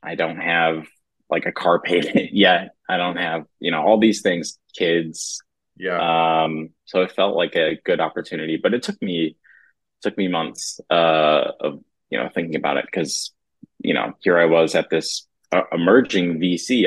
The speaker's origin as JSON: {"language": "English", "town": "Ann Arbor", "region": "Michigan", "country": "United States", "tie": "born or raised there", "said": "Theo and I grew up together in Ann Arbor, Michigan"}